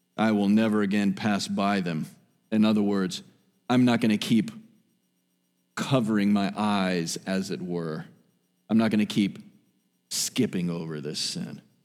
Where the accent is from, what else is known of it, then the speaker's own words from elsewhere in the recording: South Miami, Florida, United States; I was born in South Miami Hospital